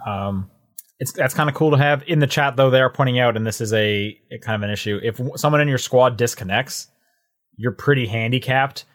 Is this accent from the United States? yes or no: no; Canada; I would assume you two as well, being Canadian, 'cause we had Blockbuster up until, like, twenty twelve